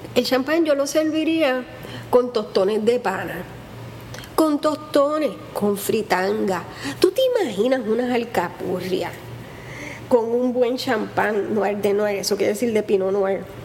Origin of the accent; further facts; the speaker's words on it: Puerto Rico; soy bien boricua